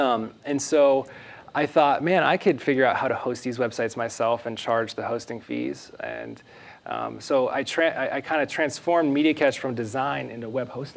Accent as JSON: {"language": "English", "town": "Pittsburgh", "region": "Pennsylvania", "country": "United States", "tie": "born or raised there", "moved": "as an adult", "lives_now": "Austin, United States", "said": "So I'm originally from Pittsburgh, Pennsylvania. I was born and raised on a 20-acre farm right outside the city, and moved to Austin about 5 years ago"}